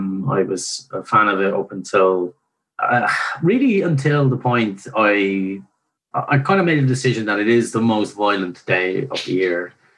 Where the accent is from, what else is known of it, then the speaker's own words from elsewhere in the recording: Dublin, Ireland; being a Dubliner, being from Crumlin, I wasn't too far from town.